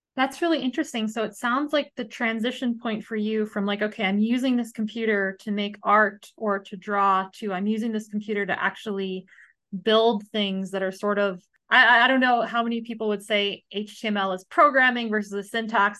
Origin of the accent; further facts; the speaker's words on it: United States; I grew up in the United States